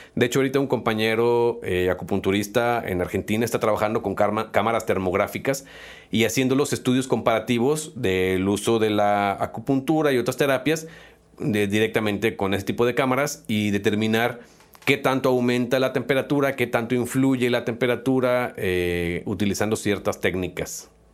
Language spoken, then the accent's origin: Spanish; Mexico; como buenos mexicanos